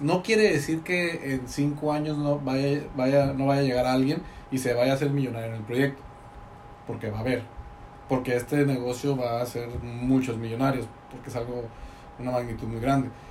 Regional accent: Tecate, Baja California, Mexico; moved away; yo soy de Tecate

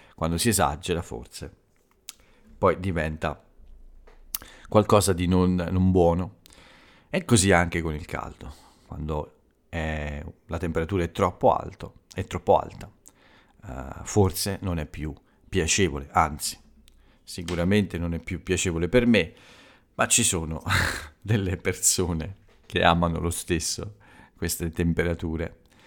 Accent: Italy

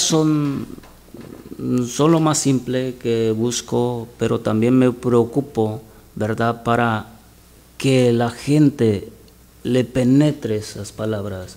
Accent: Buenavista de Allende, Guerrero, Mexico; moved away; soy de Guerrero, Guerrero, México. Guerrero, México. Se llama el pueblo Buenavista de Allende Guerrero

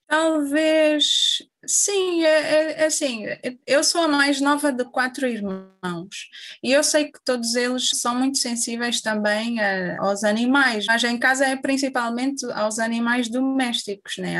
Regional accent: Angola; moved away as an adult; now in Évora, Portugal; Eu saí de Angola em 2013

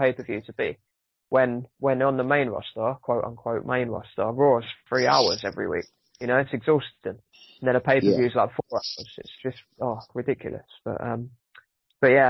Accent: United Kingdom; as a British person

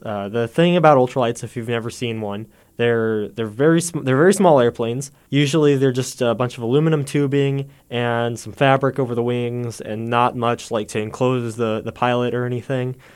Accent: Warrensburg, Missouri, United States; I'm from Warrensburg, too, so I've been here doing stuff on campus for a long, long time

